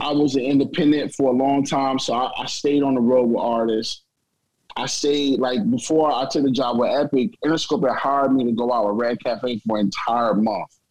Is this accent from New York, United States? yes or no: no; East St. Louis, Illinois, United States; moved away; also born or lived in Nashville; I'm not from Nashville. I'm you know I'm from East St. Louis.